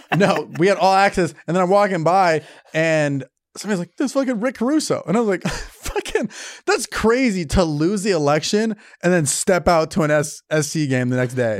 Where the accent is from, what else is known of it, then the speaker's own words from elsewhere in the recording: California, United States; I grew up in California